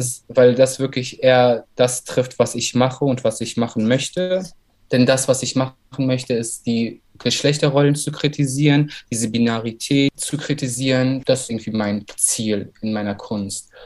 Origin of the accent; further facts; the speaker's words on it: Berlin, Germany; also born or lived in Baku, Azerbaijan / Saarland / Cologne; meine Familie ist zusammen mit mir 1996 nach Deutschland gezogen. Erstmal ins Saarland und ein halbes Jahr später nach Berlin. Mhm. Äh, genau, und seitdem ich denken kann und seitdem ich mich auch wirklich erinnern kann, lebe ich in Berlin